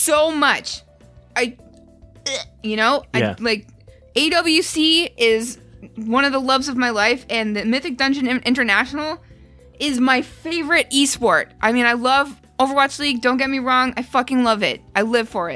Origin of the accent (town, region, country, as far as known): Canada; born or raised there